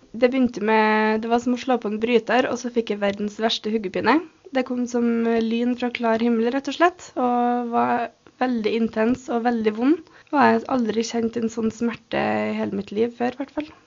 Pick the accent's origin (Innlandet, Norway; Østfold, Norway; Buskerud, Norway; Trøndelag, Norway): Trøndelag, Norway; Røros; Jeg er født og oppvokst her på Røros